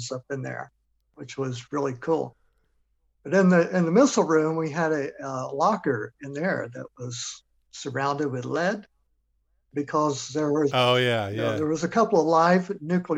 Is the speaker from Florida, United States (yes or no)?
yes; Florida, United States; now in Georgia, United States; I was born and raised in Florida